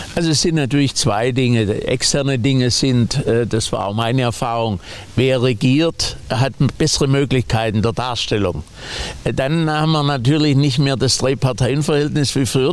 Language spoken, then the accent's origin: German; West Germany, Germany; als Westdeutscher